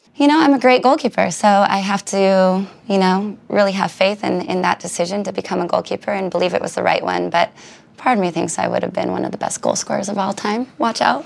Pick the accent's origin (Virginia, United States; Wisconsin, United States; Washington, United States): Washington, United States; Richland; the B 52 bomber is named after my hometown